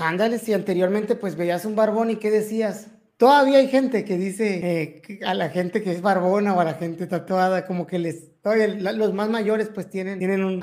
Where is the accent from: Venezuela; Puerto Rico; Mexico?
Mexico; como buenos mexicanos, tenemos esa, esa costumbre